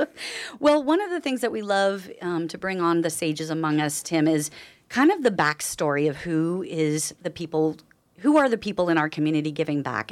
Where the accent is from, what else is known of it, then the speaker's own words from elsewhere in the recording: Nevada County, California, United States; I was raised here in Nevada County, and I left for ten years and moved back